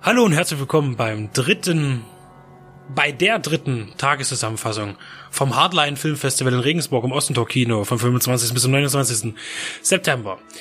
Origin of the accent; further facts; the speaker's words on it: Czechia; now in Germany; meine, meine alte Heimat, die Tschechische Republik